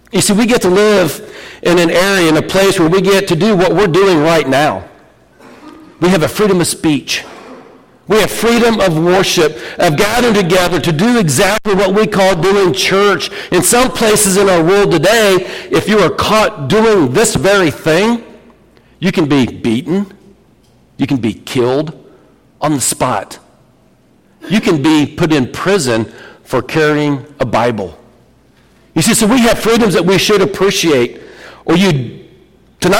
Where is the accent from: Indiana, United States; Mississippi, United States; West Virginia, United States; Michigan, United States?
Indiana, United States; Vermillion County / Fountain County; we're from America. We're from Vermilion, Fountain County.